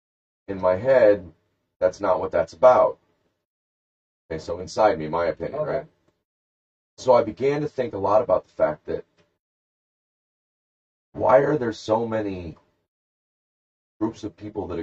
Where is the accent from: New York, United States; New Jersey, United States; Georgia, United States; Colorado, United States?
Georgia, United States; Columbus; I'm from Columbus, Georgia, not Columbus, Ohio.